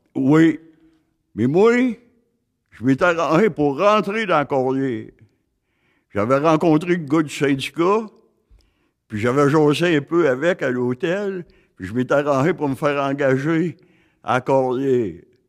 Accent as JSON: {"language": "French", "area": "Gaspésie", "region": "Quebec", "country": "Canada", "tie": "born or raised there", "also_born_or_lived": "Côte-Nord", "moved": "yes", "said": "je suis natif de la Gaspésie"}